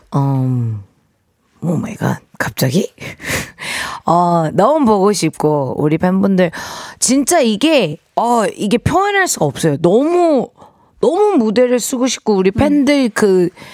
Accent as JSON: {"language": "Korean", "country": "United States", "tie": "born or raised there", "moved": "yes", "lives_now": "South Korea", "said": "제가 이제 한국에서 물론 미국에서 태어났지만"}